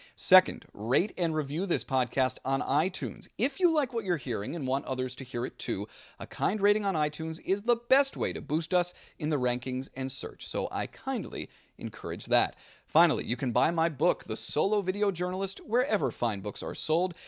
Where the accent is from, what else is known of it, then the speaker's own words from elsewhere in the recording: New Jersey, United States; moved away; I grew up in New Jersey